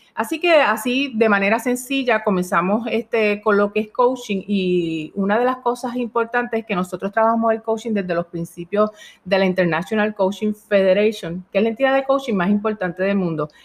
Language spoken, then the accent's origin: Spanish; Puerto Rico; also born or lived in Pennsylvania / Spain; en Puerto Rico, que es donde residimos y somos puertorriqueños